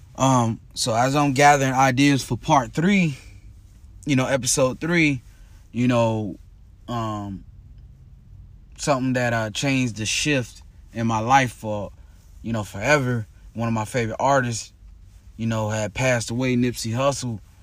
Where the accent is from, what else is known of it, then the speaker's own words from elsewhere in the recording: Tampa, Florida, United States; my hometown, Tampa, Florida